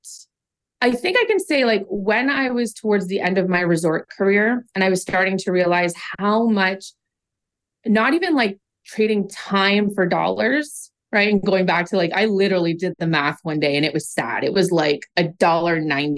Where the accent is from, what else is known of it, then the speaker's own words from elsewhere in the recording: Oshawa, Ontario, Canada; I grew up in Oshawa, Ontario, Canada's home of General Motors.